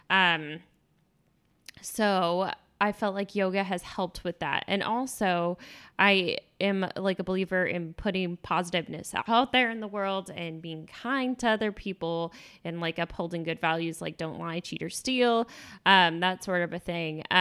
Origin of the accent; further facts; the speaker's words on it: Texas, United States; I came from Texas and I had never seen it before that.